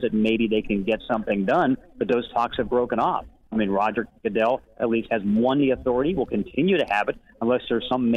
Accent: Pittsburgh, Pennsylvania, United States; I grew up in Pittsburgh

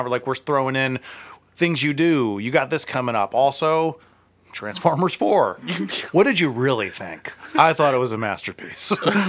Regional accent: United Kingdom; Yes. I'm actually British, and I do that, like, the American accent.

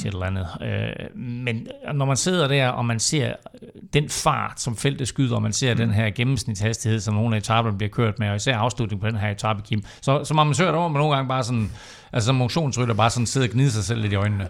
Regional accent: Denmark

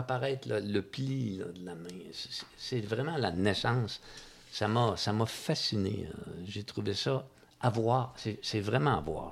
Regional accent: Magog, Quebec, Canada; je suis né à Magog

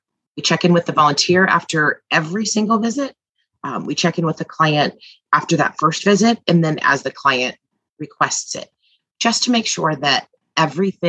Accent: Midwest, United States; now in East Coast, United States; I'm from the Midwest and now live on the East Coast

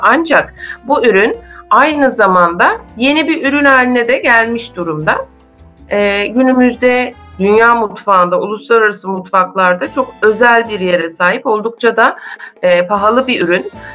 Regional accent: Istanbul, Turkey; moved away as an adult; now in Muğla, Turkey; ben aslen e, İstanbulluyum ancak 2004 yılından itibaren de Muğla'da yaşıyorum

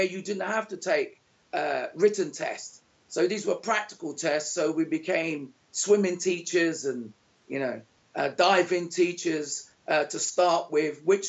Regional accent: London, United Kingdom; moved away as an adult; now in Panama; born in 1964 in London

